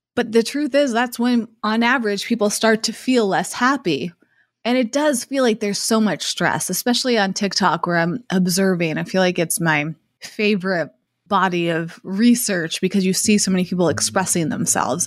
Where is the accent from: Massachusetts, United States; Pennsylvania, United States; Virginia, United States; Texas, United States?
Massachusetts, United States; where I grew up in Massachusetts